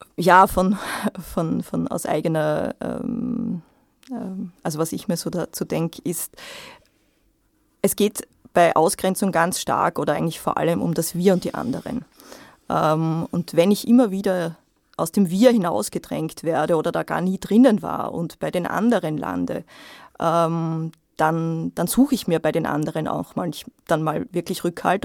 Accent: Austria; bei uns in Österreich

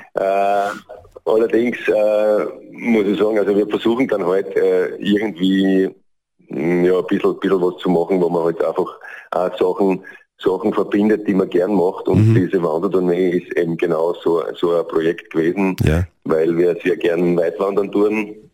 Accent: Southern Styria, Austria; bei uns in der Südsteiermark

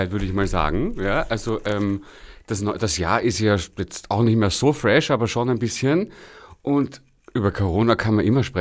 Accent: Kitzbühel, Tyrol, Austria; now in Vienna, Austria; ich bin aus Kitzbühel.

